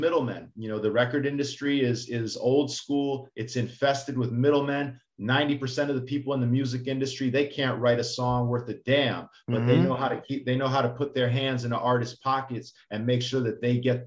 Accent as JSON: {"language": "English", "town": "Chicago", "region": "Illinois", "country": "United States", "also_born_or_lived": "New York", "moved": "yes", "lives_now": "Miami, United States", "said": "I lived in New York for 4 years, but I'm from Chicago, and now I'm in South Beach"}